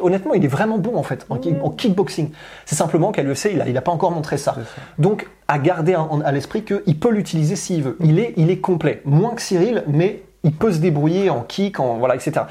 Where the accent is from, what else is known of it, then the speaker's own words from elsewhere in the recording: France; on est français